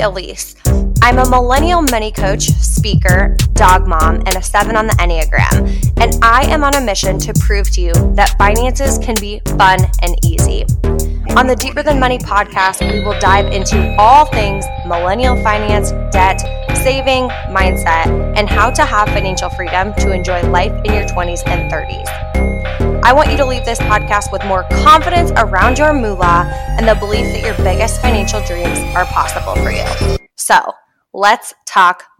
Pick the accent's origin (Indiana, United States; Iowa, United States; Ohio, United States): Iowa, United States; Indianola; moved to my hometown of Indianola, Iowa